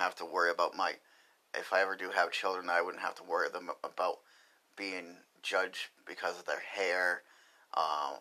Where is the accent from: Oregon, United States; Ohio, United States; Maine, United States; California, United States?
Maine, United States; Lewiston; I grew up in Lewiston, Maine